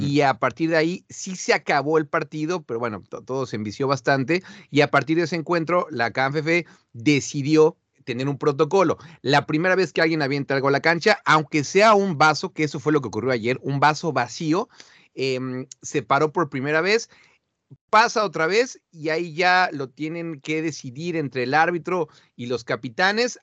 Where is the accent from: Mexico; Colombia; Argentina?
Mexico; now in Amsterdam, Netherlands; Yo soy de México